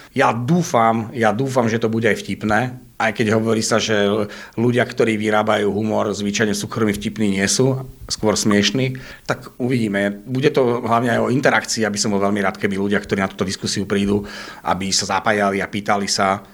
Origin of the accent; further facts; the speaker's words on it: Žilina, Žilina Region, Slovakia; moved away as an adult; now in Bratislava, Slovakia; čo som sa odsťahoval eh, zo Žiliny do Bratislavy, tak tam stretávam aj svojich kamošov zo Žiliny